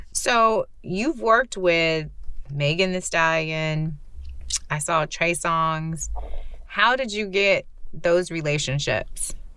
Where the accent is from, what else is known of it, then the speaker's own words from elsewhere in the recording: Central Texas, United States; also born or lived in Houston; I grew up in Central Texas